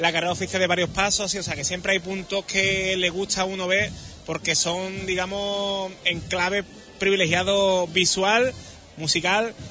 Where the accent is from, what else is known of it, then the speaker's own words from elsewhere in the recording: Huelva, Andalusia, Spain; Yo soy de la Victoria, muy de la Victoria, del cautivo de mi barrio.